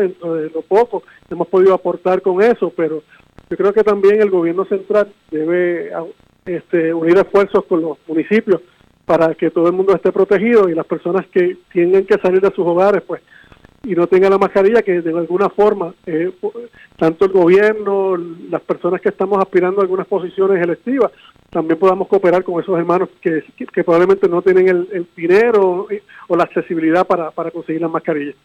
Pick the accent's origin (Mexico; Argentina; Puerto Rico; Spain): Puerto Rico; San Juan; un hijo de la casa, nacido y criado en San Juan